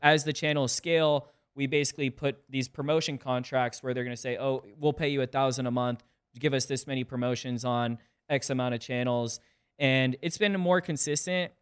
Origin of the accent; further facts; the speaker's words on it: South Windsor, Connecticut, United States; also born or lived in Hartford, Connecticut; I'm originally from Connecticut. I was born in Hartford, grew up in a small town called South Windsor, and, you know, spent eighteen years